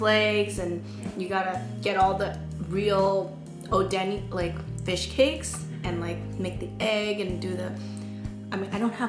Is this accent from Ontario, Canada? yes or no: no; Vancouver, British Columbia, Canada; now in Toronto, Canada; I was born and raised in Vancouver